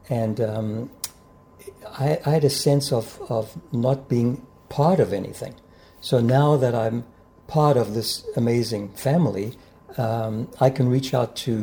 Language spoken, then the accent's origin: English; South Africa; now in Toronto, Canada; growing up in South Africa